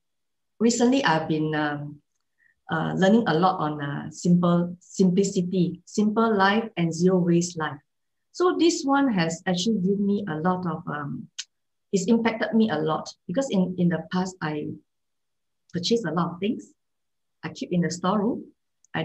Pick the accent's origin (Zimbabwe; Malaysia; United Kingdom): Malaysia; moved away; also born or lived in Singapore; I come from Malaysia, okay? I stayed in Singapore for many years. So in the past, during my childhood, I experienced kampung life